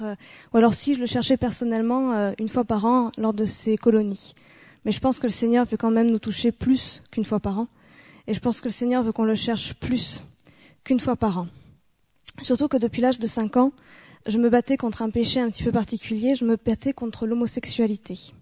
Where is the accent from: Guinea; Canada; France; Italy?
France; Bordeaux, Nouvelle-Aquitaine; moved away; Bordeaux, c'est ma région d'origine, c'est dans le sud-ouest de la France